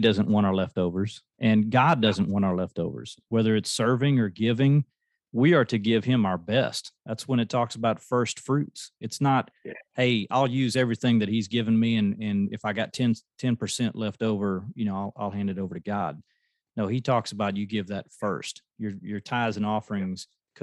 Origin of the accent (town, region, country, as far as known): United States